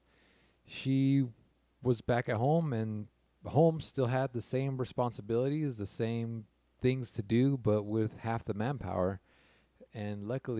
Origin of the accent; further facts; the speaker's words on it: California, United States; I'm from California